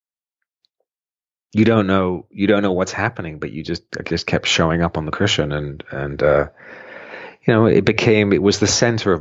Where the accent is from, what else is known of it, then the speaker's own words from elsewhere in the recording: United Kingdom; moved away as an adult; also born or lived in Boulder, Colorado; as a Brit getting out of the UK